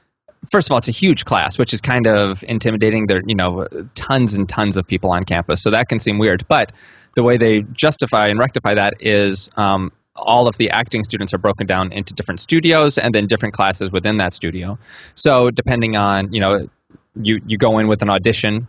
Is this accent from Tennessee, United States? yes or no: yes; Tennessee, United States; I grew up in Tennessee